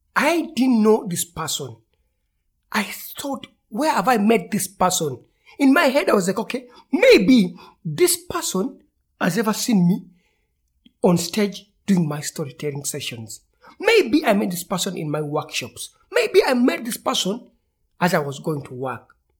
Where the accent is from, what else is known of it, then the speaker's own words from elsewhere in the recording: Kampala, Central Region, Uganda; Growing up in Uganda, in the capital city of Kampala